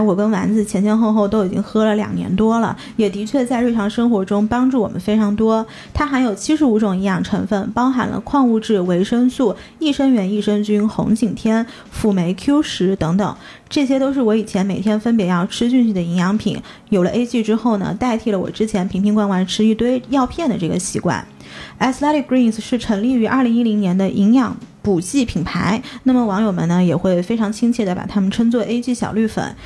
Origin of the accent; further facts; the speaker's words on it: China; also born or lived in United States; 国内小的时候，我们是没有尝过那种是的，味道的